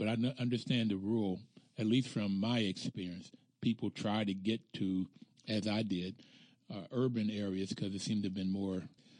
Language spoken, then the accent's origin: English; Bluefield, West Virginia, United States; moved away as an adult; I grew up in Bluefield, West Virginia, which is rural. And I graduated in 1965 from high school